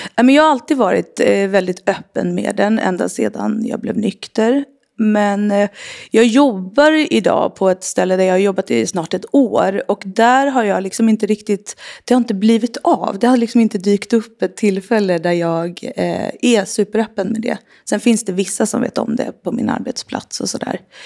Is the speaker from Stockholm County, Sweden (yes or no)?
yes; Sollentuna, Stockholm County, Sweden; jag är uppvuxen i Sollentuna, norr om Stockholm